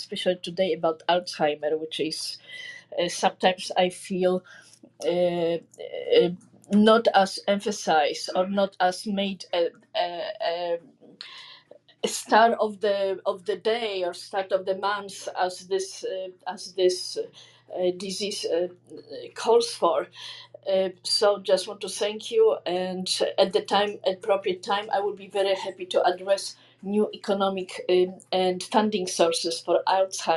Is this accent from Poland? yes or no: yes; Poland; now in Los Angeles, United States; I am from Poland